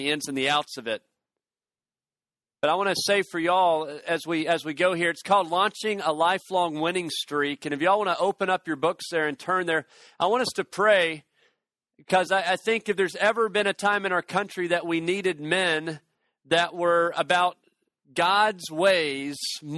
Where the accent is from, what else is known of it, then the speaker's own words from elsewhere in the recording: Chattanooga, Tennessee, United States; I'm from Chattanooga, Tennessee.